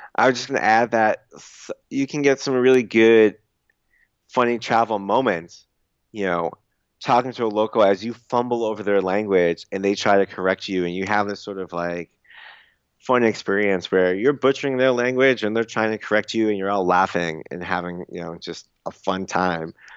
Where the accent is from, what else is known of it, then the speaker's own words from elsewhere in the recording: suburb outside Boston, Massachusetts, United States; first language English; in my suburb, like, outside Boston